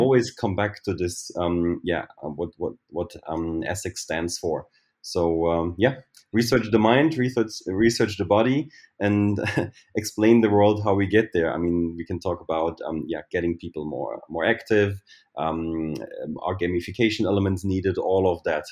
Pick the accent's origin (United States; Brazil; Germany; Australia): Germany; also born or lived in Berlin; I'm from Germany, and I live in Berlin